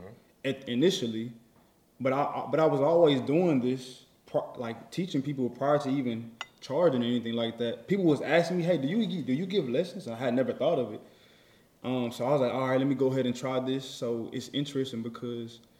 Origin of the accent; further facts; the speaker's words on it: Houston, Texas, United States; I'm from the south side of Houston, Texas. Sunnyside, to be exact.